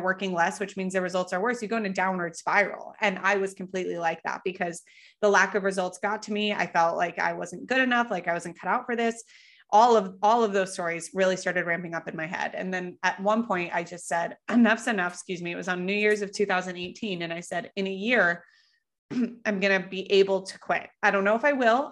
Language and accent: English; Colorado, United States; moved away; I grew up in Colorado